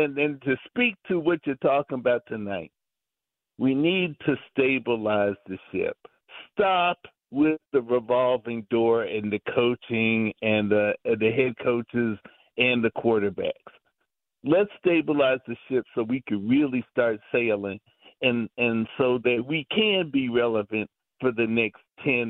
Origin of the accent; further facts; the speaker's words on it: Chicago, Illinois, United States; I grew up here in Chicago